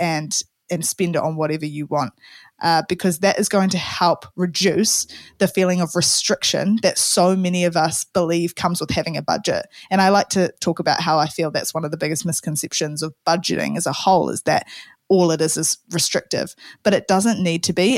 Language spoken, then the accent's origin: English; New Zealand; Kiwi Saver as we have in New Zealand